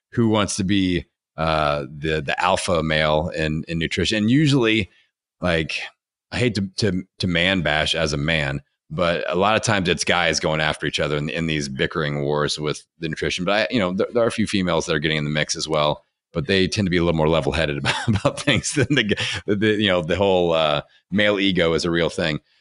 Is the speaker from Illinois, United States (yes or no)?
no; Indiana, United States; accent: Hoosier; I'm from Indiana